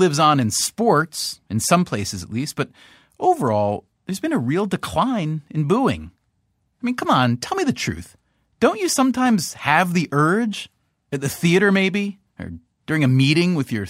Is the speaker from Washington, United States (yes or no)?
no; New York, United States; from New York.